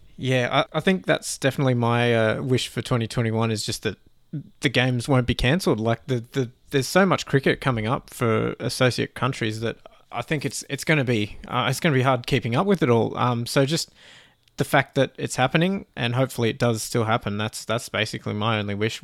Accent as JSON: {"language": "English", "country": "Canada", "said": "as a Canadian fan"}